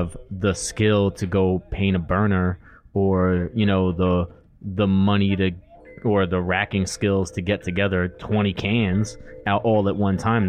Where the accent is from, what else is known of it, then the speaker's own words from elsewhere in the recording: New York City, New York, United States; I grew up in New York City